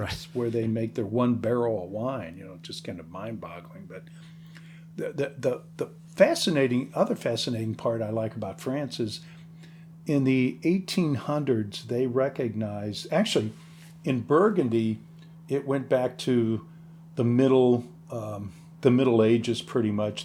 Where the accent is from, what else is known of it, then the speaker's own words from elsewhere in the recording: Missouri, United States; moved away; I'm from Missouri originally